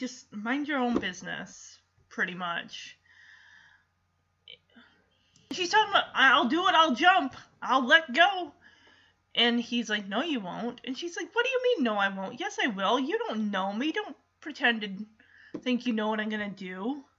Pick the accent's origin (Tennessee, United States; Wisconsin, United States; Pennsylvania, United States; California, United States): Wisconsin, United States; Chippewa Falls; Look, I grew up in Chippewa Falls, Wisconsin, and I'm telling you, they have some of the coldest winters around there.